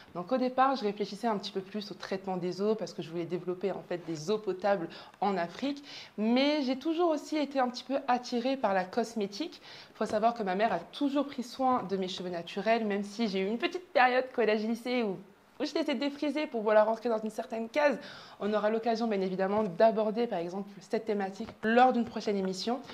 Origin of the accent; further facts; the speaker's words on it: southern France, France; moved away as an adult; now in Martinique, France; je suis née en Martinique, mais j'ai fait toute ma scolarité, j'ai grandi dans le sud de la France